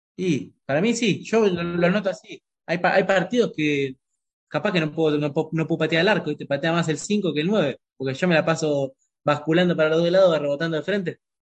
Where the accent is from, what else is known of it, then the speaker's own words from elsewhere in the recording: San Martín, Buenos Aires Province, Argentina; moved away as an adult; also born or lived in Ibiza, Spain / Marbella, Spain; now in Madrid, Spain; nosotros somos de San Martín, pero bueno, siempre fui un hincha de Quilmes, de chiquito